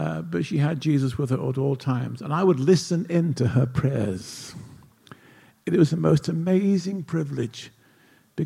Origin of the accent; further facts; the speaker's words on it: Nottingham, East Midlands, United Kingdom; moved away; I did not grow up in Pittsburgh. I grew up in England in a town called Nottingham.